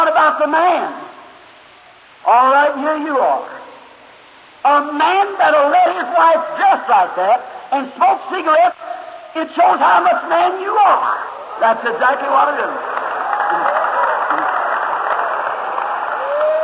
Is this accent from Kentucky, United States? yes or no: yes; Kentucky, United States; When I was a little boy, I was raised up here in Kentucky